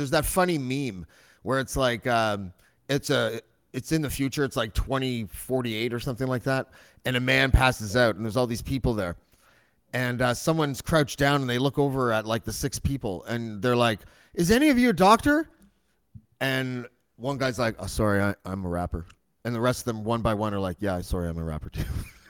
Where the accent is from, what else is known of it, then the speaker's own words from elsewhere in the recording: Whitby, Ontario, Canada; I grew up in Oshawa Whitby. So we probably had a similar upbringing.